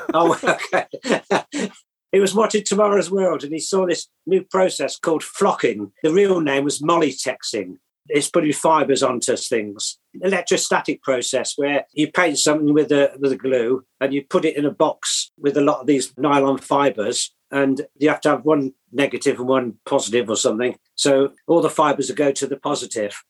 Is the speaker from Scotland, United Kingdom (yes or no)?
no; Oxford, South East England, United Kingdom; moved away as an adult; also born or lived in Birmingham; now in Swadlincote, United Kingdom; I was brought up in Oxford till I was 18 yeah, went to college, did product design at Birmingham